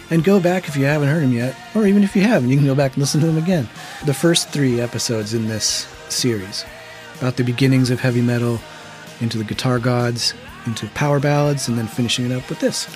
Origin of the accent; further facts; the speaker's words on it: Yakima, Washington, United States; growing up in Yakima during the grunge years and trying to be a musician